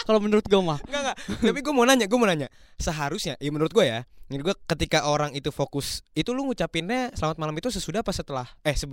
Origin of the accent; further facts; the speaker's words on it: Makassar, South Sulawesi, Indonesia; dari Makassar muter-muter kita di sini.